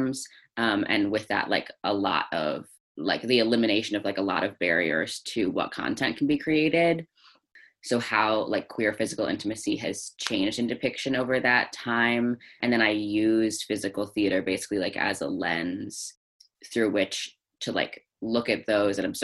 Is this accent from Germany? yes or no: no; Northern Alberta, Canada; moved away; I grew up mostly in Northern Alberta in Canada